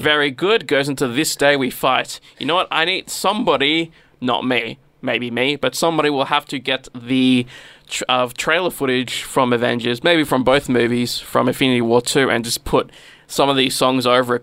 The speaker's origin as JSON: {"language": "English", "country": "Australia", "accent": "Australian English", "said": "We only know the Australian English"}